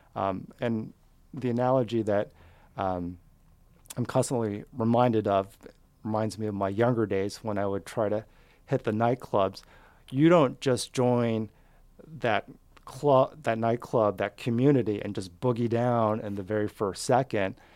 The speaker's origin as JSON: {"language": "English", "region": "Southern California", "country": "United States", "tie": "born or raised there", "also_born_or_lived": "Fremont, Seattle / Wallingford, Seattle", "moved": "yes", "lives_now": "Seattle, United States", "said": "I grew up in Southern California."}